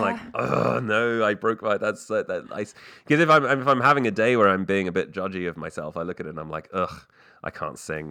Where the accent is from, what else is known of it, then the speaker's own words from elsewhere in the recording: England, United Kingdom; also born or lived in Canada; I was born in Canada, but I grew up in England